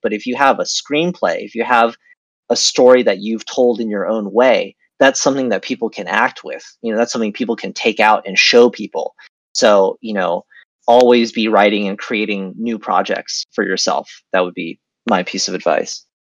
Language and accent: English; United States; moved away as an adult; also born or lived in Beijing, China / California, United States / China; now in Vietnam; I was born in Beijing. I grew up in uh, near Washington D.C. in America